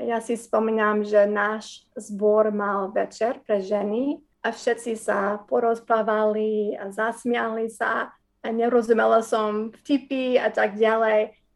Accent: Wisconsin, United States; Slovak is a second language; now in Slovakia; a narodila som sa v Wisconsin. Moji rodičia boli vtedy neveriaci, ale začali sme chodiť do zboru, keď som mala 5 rokov. A potom som uverila v Ježišu, keď som mala 12

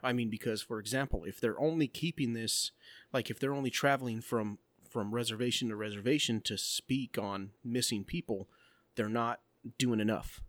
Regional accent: Globe, Arizona, United States; my hometown. Like, my son wanted to go with his friend walking to go to downtown Globe

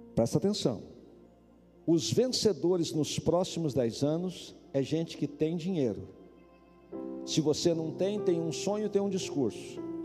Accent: Paraná, Brazil; also born or lived in Campo Mourão, Paraná; now in Brasília, Brazil; vocês sabem que eu sou do Paraná. Campo Mourão eu morei lá

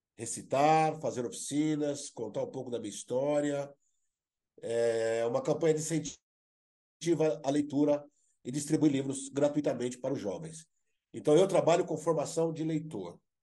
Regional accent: Brazil; eu sou brasileiro

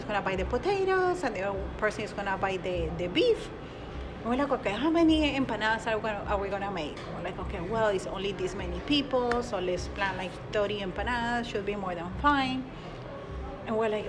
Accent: Colombia; now in Madison, United States; I am from Colombia

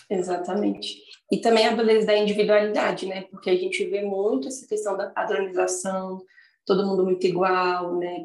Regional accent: Brasília, Federal District, Brazil; eu sou de Brasília

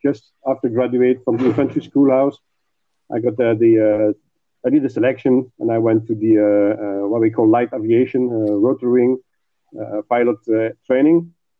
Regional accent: Belgium; from Belgium.

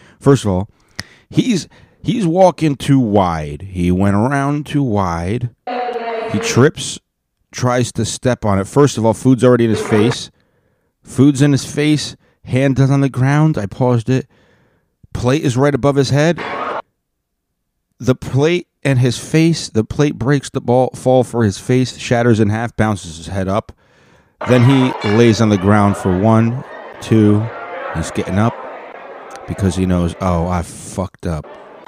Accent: Texas, United States; you know, I'm from the South. I'm from Texas, and we're polite

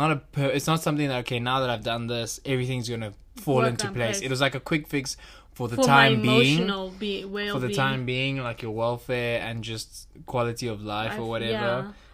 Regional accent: South Africa; us as South African citizens

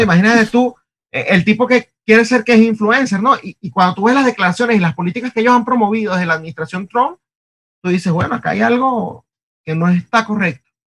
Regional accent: Venezuela; moved away; venimos de Venezuela

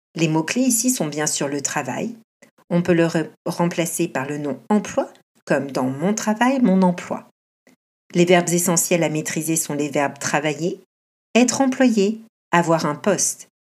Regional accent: France; now in Canada; Je suis française et professeure de français au Canada.

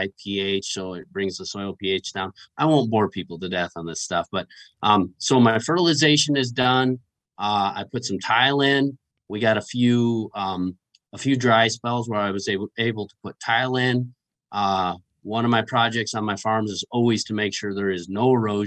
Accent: Michigan, United States; now in Iowa, United States; I'm from Michigan

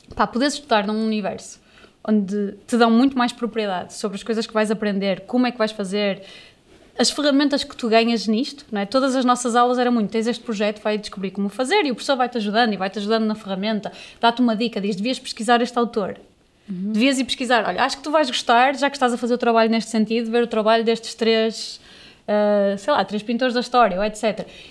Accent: Amarante, Norte, Portugal; now in Porto, Portugal; eu digo que sou da Amarante, eu não digo que sou do Porto

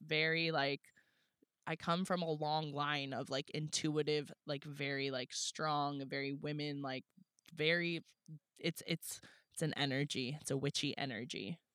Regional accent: La Honda, California, United States; now in San Diego, United States; coming like to my hometown

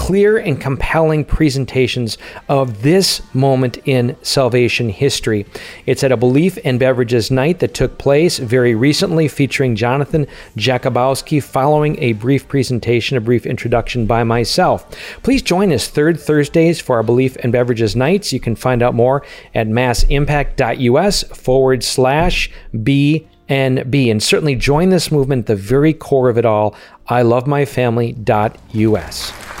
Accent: Holland, Ohio, United States; We're from Holland, Ohio

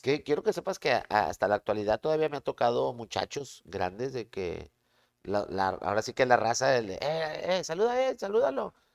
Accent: Monterrey, Nuevo León, Mexico; De Monterrey, yo soy de Monterrey

